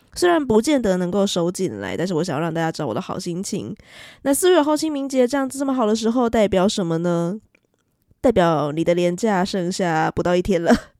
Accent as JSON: {"language": "Chinese", "region": "southern Taiwan", "country": "Taiwan", "said": "我是南部人哦，所以我习惯说春卷"}